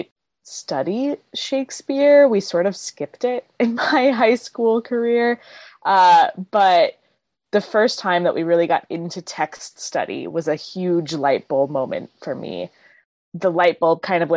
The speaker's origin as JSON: {"language": "English", "region": "Maryland", "country": "United States", "tie": "born or raised there", "also_born_or_lived": "St. Louis, Missouri", "moved": "as an adult", "lives_now": "Seattle, United States", "said": "I grew up in Maryland and then moved to St. Louis for school"}